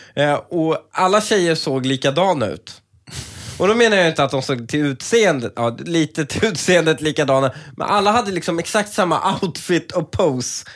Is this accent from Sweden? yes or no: yes; Sweden; som svensk